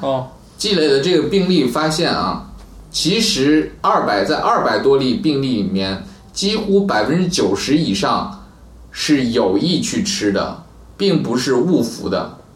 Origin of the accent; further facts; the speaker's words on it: China; 我们中国人